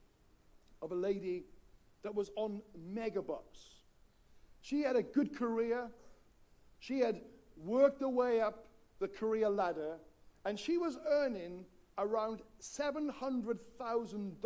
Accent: Wales, United Kingdom; When I grew up in Wales

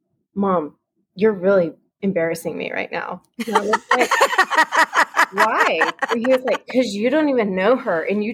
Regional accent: Fort Worth, Texas, United States; I'm from Fort Worth, Texas.

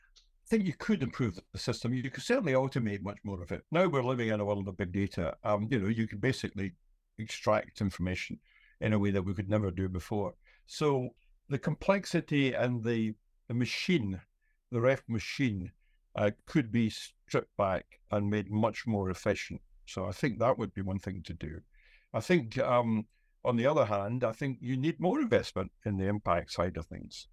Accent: Scotland, United Kingdom

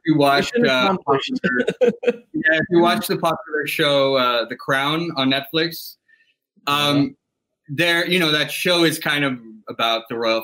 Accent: Ibagué, Tolima, Colombia; now in New York, United States; my hometown where I was born, in Ibagué.

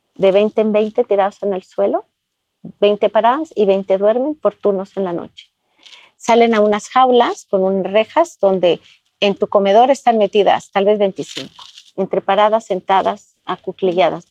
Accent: Guatemala; Yo crecí en Guatemala y estudié en el Colegio Campo Alegre

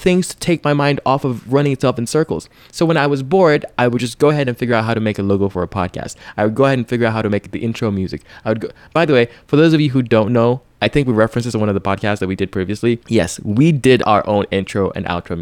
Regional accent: Lagos, Nigeria; That city where I'm from, my hometown

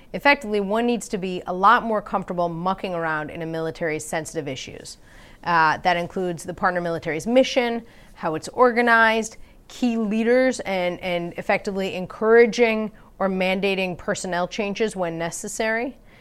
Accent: Wisconsin, United States; I'm from Wisconsin.

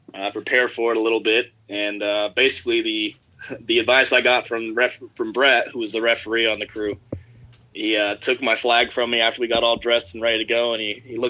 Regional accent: Southwest Kansas, United States; traveling all over the Southwest Kansas to play in club leagues and summer leagues

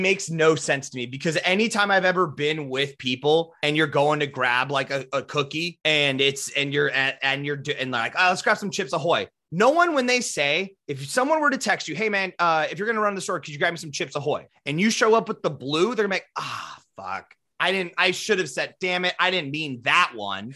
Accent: Midwest, United States; we're from the Midwest

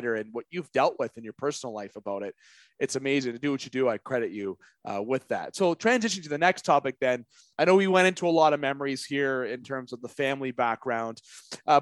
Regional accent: Canada; also born or lived in Sault Ste. Marie, Ontario; as I'm in Sioux, Ontario, being Canadian

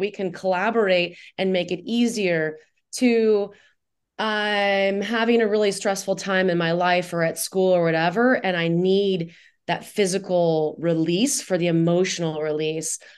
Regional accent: Indiana, United States; moved away as an adult; also born or lived in Guatemala / Costa Rica / Nicaragua; now in Tucson, United States; I grew up in Indiana

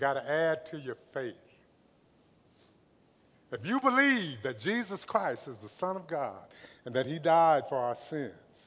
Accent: Los Angeles, California, United States; also born or lived in Compton, California; I was raised in Watts, lived in Compton.

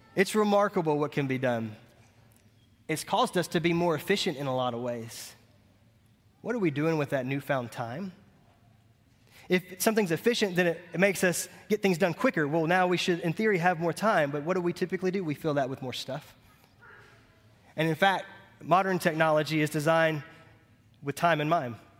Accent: Montgomery, United States; I cut grass for about ten years growing up in Montgomery

